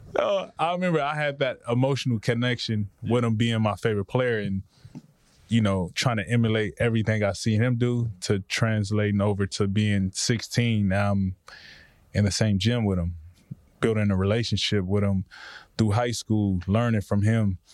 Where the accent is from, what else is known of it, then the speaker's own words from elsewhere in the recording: Compton, California, United States; the way I grew up in Compton